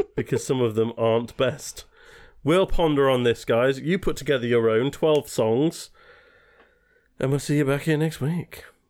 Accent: England, United Kingdom; as English people

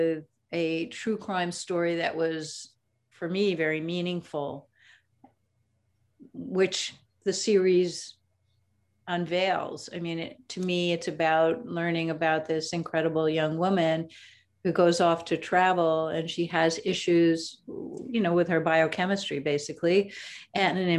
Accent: New York City, New York, United States; I was born in the Bronx in New York City. I went to public schools, which included music and art and the Conservatory of Music at Brooklyn College. But most of my life actually was learned on the streets of New York

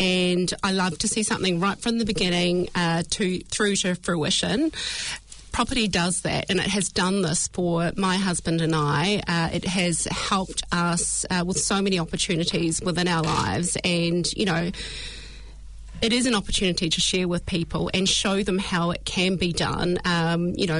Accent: Hawke's Bay, New Zealand; I grew up in Hawke's Bay

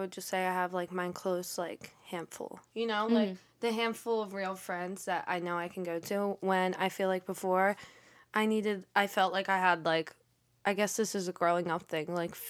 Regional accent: Philadelphia, Pennsylvania, United States; Like, I came from Philly, so I have, like, friends over there I still talk to.

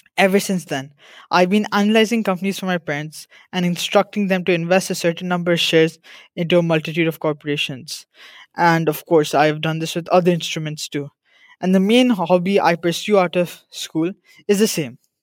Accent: India; I'm from India

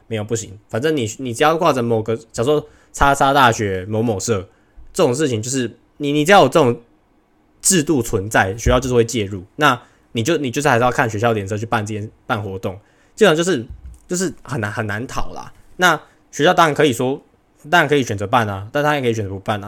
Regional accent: Taiwan; 我是台湾人嘛

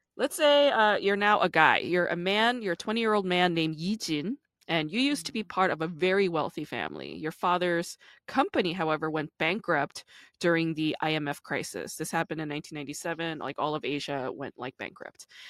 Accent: New York, United States; I grew up in the East Coast, I'm from New York

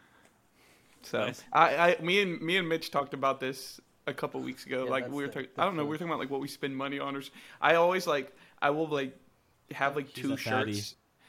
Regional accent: United States; I'm American

